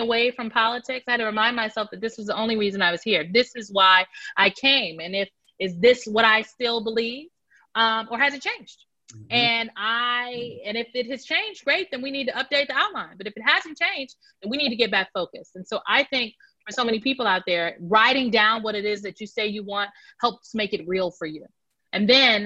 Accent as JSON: {"language": "English", "town": "Omaha", "region": "Nebraska", "country": "United States", "moved": "as an adult", "lives_now": "Washington, D.C., United States", "said": "I'm from Omaha, Nebraska, North Omaha, to be specific"}